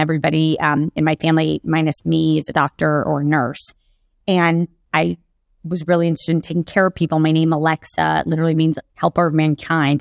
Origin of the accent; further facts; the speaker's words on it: Jacksonville, Florida, United States; also born or lived in Kentucky; I grew up in Jacksonville, Florida.